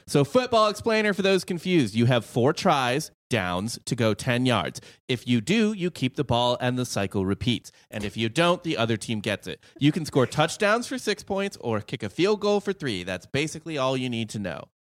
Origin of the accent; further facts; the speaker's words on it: Missouri, United States; I'm from Missouri